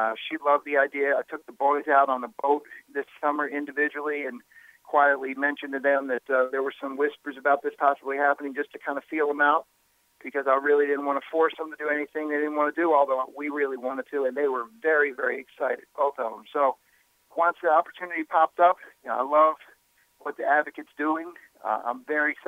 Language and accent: English; Baltimore, Maryland, United States; also born or lived in New York; now in New Orleans, United States; I grew up in Baltimore.